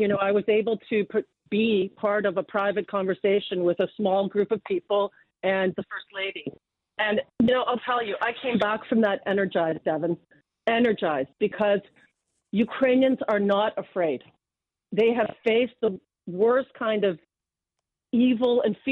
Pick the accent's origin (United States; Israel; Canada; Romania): Canada; London, Ontario; I'm from London, Ontario. I was born in London